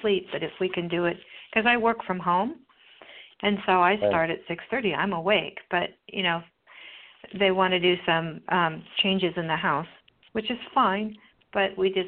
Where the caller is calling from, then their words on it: California, United States; I'm from California.